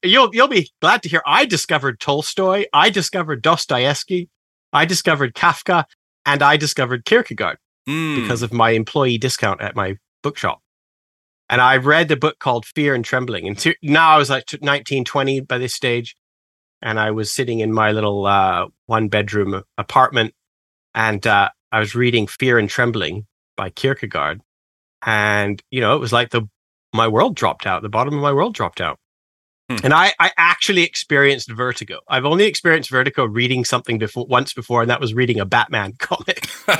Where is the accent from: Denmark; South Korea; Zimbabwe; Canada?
Canada; moved away as an adult; now in England; But I'm actually originally Canadian. I grew up in a very conservative area of Canada. You know, Canadians, we have a Bible Belt